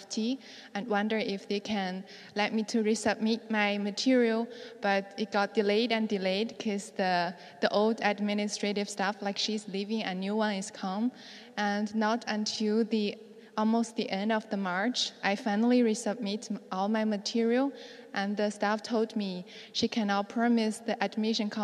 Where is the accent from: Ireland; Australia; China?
China; also born or lived in New York; now in Toronto, Canada; I can go back to home because I haven't been back to China for 3 or 4 years.